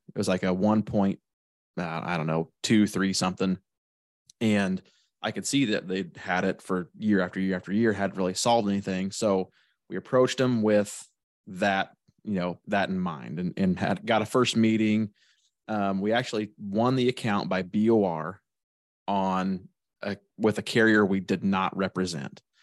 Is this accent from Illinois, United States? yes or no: yes; Shelbyville, Illinois, United States; I'm from Shelbyville, Illinois